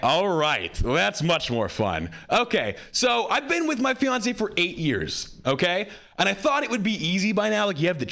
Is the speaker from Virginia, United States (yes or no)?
no; Hawaii, United States; I grew up white in Hawaii.